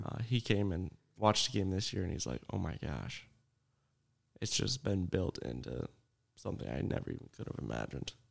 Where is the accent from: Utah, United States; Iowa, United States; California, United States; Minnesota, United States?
Iowa, United States; Shellsburg; also born or lived in Vinton, Iowa; I'm actually from Shellsburg